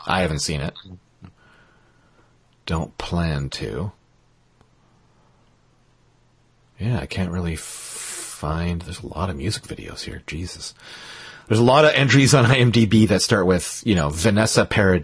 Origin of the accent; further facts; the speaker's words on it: Canada; I'm Canadian and my French is bullshit to them anyway